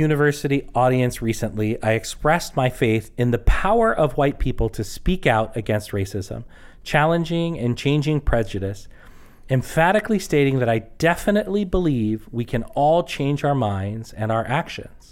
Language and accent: English; United States; I'm an American, whether I want to be or not